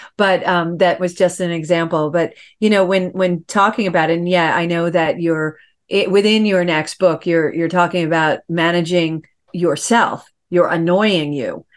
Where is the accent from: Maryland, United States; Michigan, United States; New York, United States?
New York, United States; I get comments that I talk New York fast. I'm from New York.